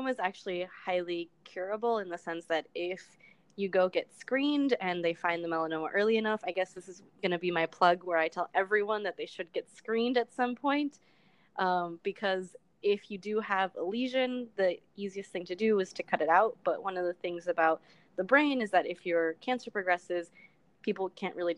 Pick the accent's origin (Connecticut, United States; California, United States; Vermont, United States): California, United States; Los Angeles; moved away; I am from Los Angeles, California. My parents are from El Salvador